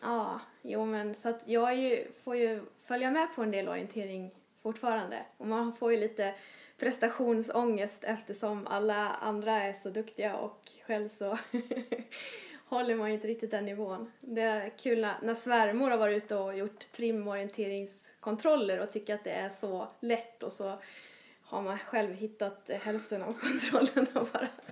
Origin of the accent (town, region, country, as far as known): Småland, Jönköping County, Sweden; born or raised there; moved away